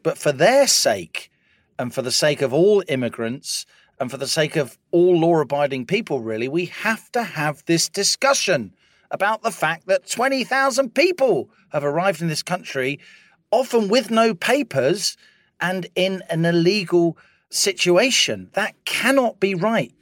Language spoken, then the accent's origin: English; Ireland; moved away; also born or lived in London; as an Irish person during the seventies and eighties